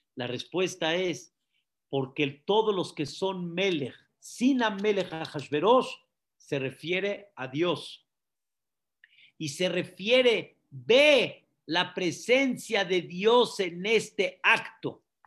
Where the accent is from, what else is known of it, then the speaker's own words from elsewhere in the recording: Mexico; also born or lived in Syria (ancestry); Nosotros que venimos, por ejemplo, de Siria, fuimos sirios, ya no somos sirios, somos Mexican people